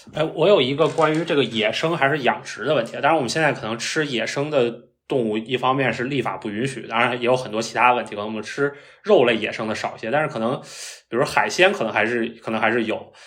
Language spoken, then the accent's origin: Chinese; Beijing, China; moved away; 我是北京人嘛